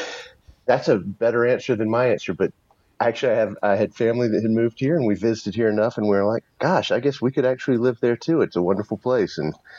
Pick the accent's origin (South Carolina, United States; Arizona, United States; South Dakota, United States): South Carolina, United States; Columbia; now in Cramerton, United States; I've lived here about 15 years. I was a transplant from Columbia, South Carolina.